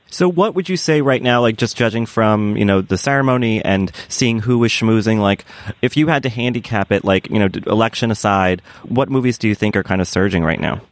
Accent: Boston area, Massachusetts, United States; moved away; transported home to that sort of wintry, kind of stony mindset

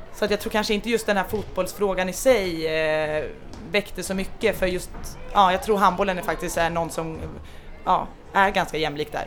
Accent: Stockholm, Stockholm County, Sweden; moved away as an adult; now in Denmark; jag har vuxit upp eh, i Stockholm

